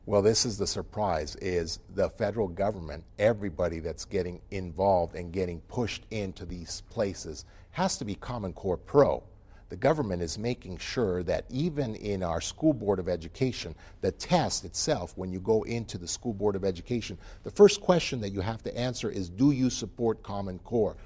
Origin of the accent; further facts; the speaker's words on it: United States; also born or lived in Utah; as an American